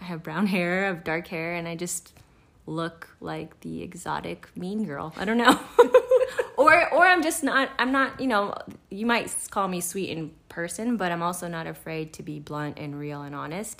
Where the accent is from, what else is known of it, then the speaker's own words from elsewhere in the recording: Kauai, Hawaii, United States; moved away as an adult; now in Los Angeles, United States; I grew up on Kauai, Hawaii, and uh, I grew up surfing actually against Bethany Hamilton in real life